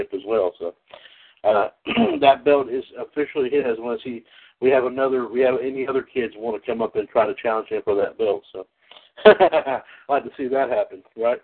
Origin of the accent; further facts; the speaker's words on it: North Carolina, United States; my home state, North Carolina